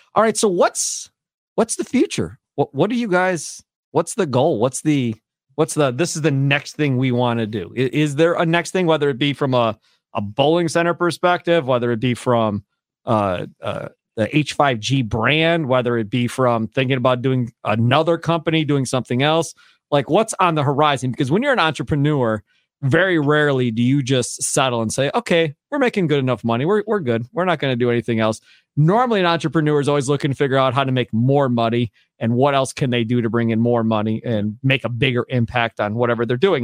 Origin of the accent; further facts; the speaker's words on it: Kenosha, Wisconsin, United States; When I was growing up in Kenosha, back in the day at Sheridan Lanes back in the 80s